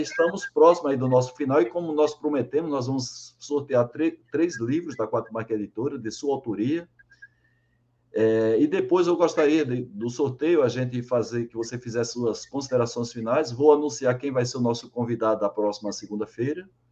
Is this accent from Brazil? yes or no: yes; João Pessoa, Paraíba, Brazil; now in São Caetano do Sul, Brazil; lá de João Pessoa, minha terra, Paraíba